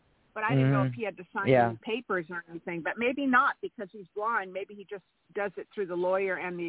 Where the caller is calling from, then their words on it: California, United States; Hi, this is …, and I'm in California.